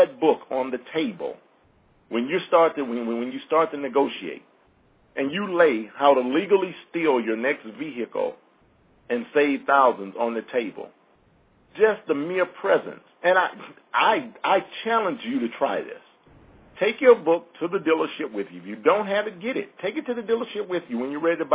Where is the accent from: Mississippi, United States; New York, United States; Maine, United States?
Mississippi, United States; I'm from Mississippi